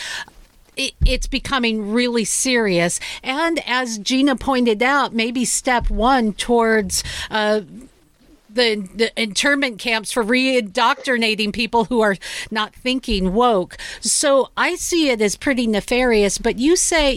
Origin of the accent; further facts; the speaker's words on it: Seattle, Washington, United States; I'm from Seattle